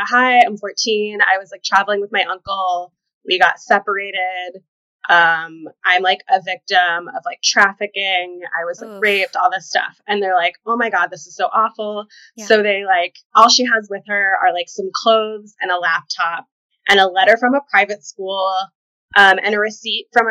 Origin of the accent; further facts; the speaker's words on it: Kentucky, United States; now in New York, United States; Originally, Kentucky.